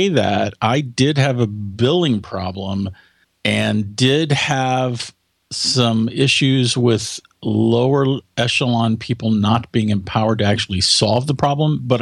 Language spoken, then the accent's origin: English; United States; my home country, the United States